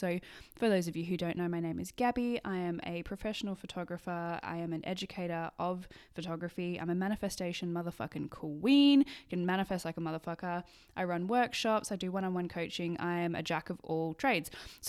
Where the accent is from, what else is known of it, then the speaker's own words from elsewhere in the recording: Sydney, New South Wales, Australia; moved away as an adult; now in Edinburgh, United Kingdom; I did it in high school and I grew up in Sydney in Australia. I went to high school in Australia and currently live in Edinburgh.